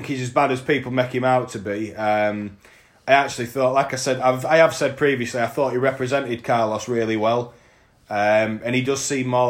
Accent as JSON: {"language": "English", "town": "Scunthorpe", "region": "Yorkshire and the Humber", "country": "United Kingdom", "said": "we are from Scunthorpe, which is a steel-making town in North East North Lincolnshire."}